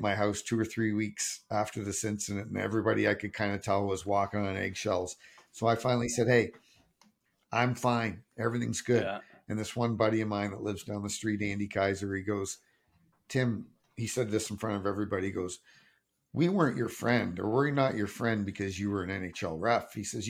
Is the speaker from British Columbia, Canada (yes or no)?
no; Sault Ste. Marie, Ontario, Canada; him and I came up together from Sault Ste. Marie.